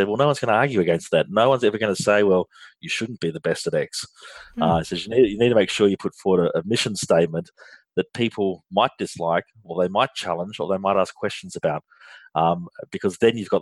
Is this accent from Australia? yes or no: yes; Australia; accent: Australian; if you can't tell by my accent, I'm from Australia and I'm based here in Australia